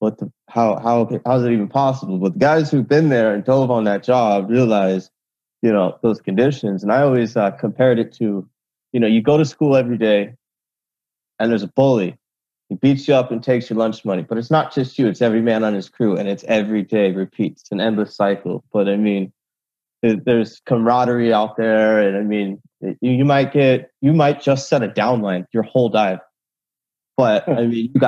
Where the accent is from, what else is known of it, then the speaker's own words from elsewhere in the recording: Vancouver, Washington, United States; moved away as an adult; also born or lived in Hawaii; now in California, United States; I was born in Hawaii. I grew up in Vancouver, Washington. I moved from Hawaii when I was 7. I moved down to California for work.